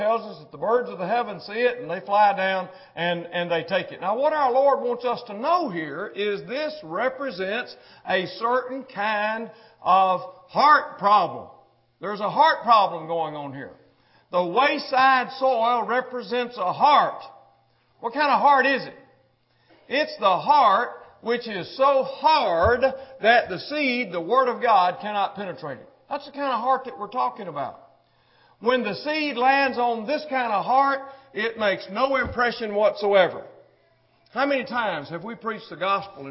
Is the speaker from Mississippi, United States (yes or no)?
yes; Mississippi, United States; moved away; I was born in Mississippi. I was raised in Mississippi